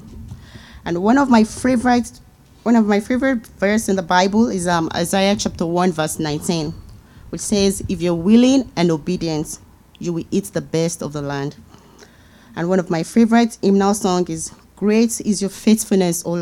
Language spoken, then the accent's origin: English; Lagos, Nigeria; moved away as an adult; now in Canada; I grew up in Lagos, Nigeria